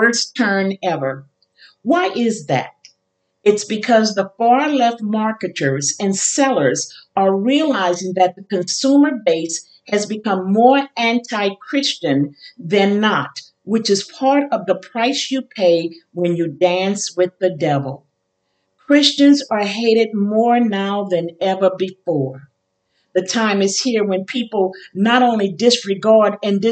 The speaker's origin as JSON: {"language": "English", "town": "New Orleans", "region": "Louisiana", "country": "United States", "tie": "born or raised there", "also_born_or_lived": "Chicago / Kenner, Louisiana", "said": "I was born in Chicago, raised in New Orleans, and spent my entire life as a wife and mother between New Orleans and Kenner, Louisiana"}